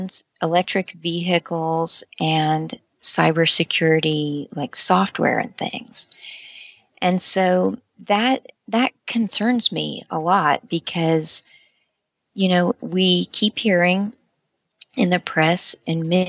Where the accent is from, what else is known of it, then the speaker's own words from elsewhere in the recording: United States; as an American